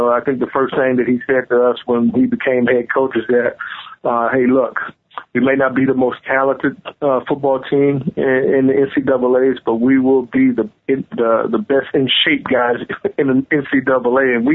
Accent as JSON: {"language": "English", "region": "the South", "country": "United States", "said": "you know, even though I'm from the South"}